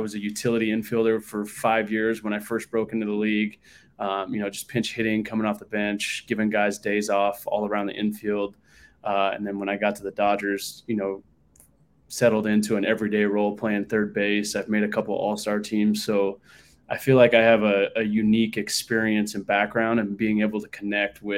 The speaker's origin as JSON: {"language": "English", "town": "Long Beach", "region": "California", "country": "United States", "tie": "born or raised there", "said": "I grew up in Southern California, born and raised in Long Beach, California"}